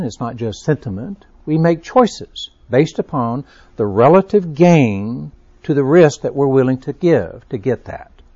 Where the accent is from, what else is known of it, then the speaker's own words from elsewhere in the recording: Texas, United States; Being a Texan